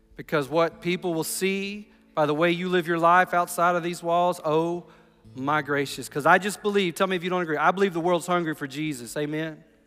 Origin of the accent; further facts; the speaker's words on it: United States; I'm from Bibb County.